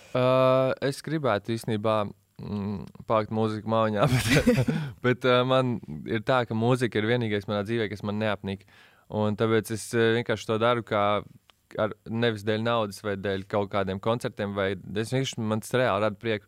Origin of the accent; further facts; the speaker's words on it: Latvia; also born or lived in United States / England; es visu mūžu šeit dzīvoju.